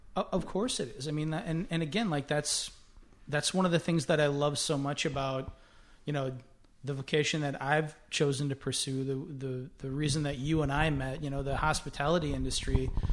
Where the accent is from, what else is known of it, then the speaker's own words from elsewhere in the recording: Winona, Minnesota, United States; growing up in Winona, Minnesota